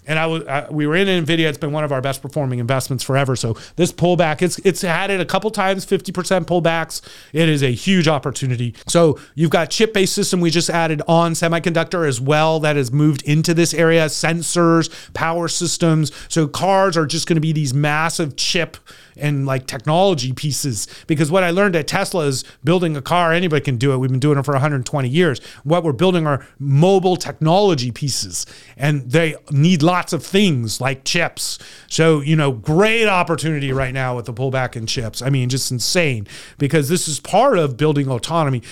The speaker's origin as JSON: {"language": "English", "region": "California", "country": "United States", "said": "I'm from California"}